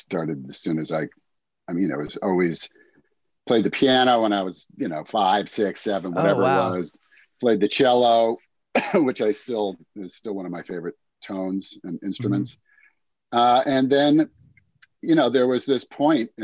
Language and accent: English; New Jersey, United States; moved away as an adult; also born or lived in Vermont / California; I grew up in New Jersey.